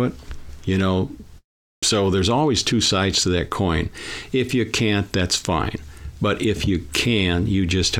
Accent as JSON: {"language": "English", "town": "Lorain", "region": "Ohio", "country": "United States", "tie": "born or raised there", "said": "I was born in Lorain, Ohio, just a little bit left of the stadium, going west"}